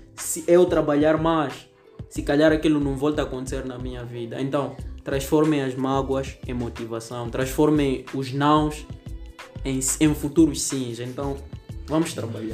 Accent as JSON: {"language": "Portuguese", "town": "Lichinga", "region": "Niassa", "country": "Mozambique", "tie": "born or raised there", "said": "sou natural do Niassa, constantemente em Lixinga"}